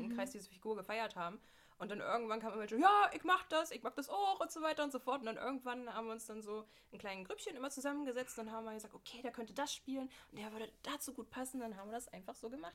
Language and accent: German; Halberstadt, Saxony-Anhalt, Germany; now in Berlin, Germany; komme gebürtig aus dem Harz, wohne jetzt in Berlin